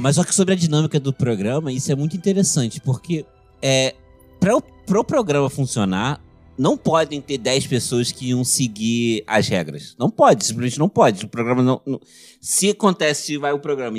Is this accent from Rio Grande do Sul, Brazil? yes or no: no; Região dos Lagos, Rio de Janeiro, Brazil; a cidade do lado da minha cidade natal